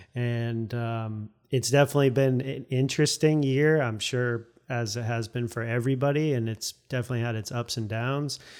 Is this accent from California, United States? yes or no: no; St. Petersburg, Florida, United States; moved away as an adult; also born or lived in Fairfax, Virginia; now in Arlington, United States; I was born and raised in Saint Petersburg, Florida